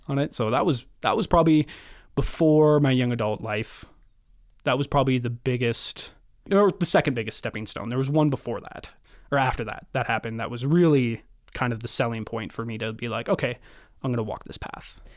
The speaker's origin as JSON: {"language": "English", "town": "Kelowna", "region": "British Columbia", "country": "Canada", "tie": "born or raised there", "also_born_or_lived": "Prince George", "said": "Born in Prince George, you know, uh, small little town in the north. Pretty much moved to Kelowna, uh, right away. I lived in Kelowna for, till I was twenty-four"}